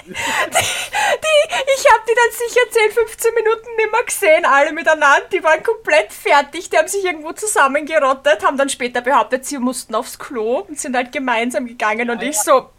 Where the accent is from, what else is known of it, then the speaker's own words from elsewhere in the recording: Austria; accent: Austrian dialect; dass ich Österreicherin bin und so einen Dialekt ja. habe